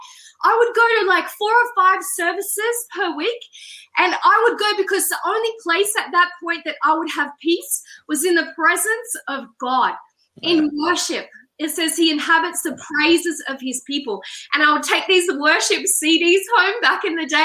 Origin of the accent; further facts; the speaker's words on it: Australia; I'm Australian